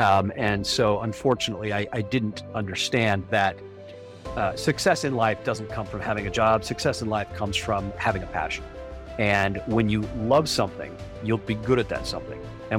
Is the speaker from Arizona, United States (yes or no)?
yes; Ajo, Arizona, United States; born there; Well, I was born in Arizona, a little mining town called Ajo. It's in the southwestern corner of the state.